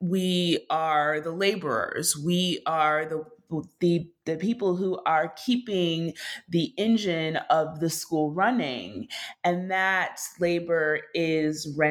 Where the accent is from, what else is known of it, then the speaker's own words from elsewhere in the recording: Minneapolis, Minnesota, United States; moved away as an adult; also born or lived in New York; I grew up in Minneapolis and I was now in New York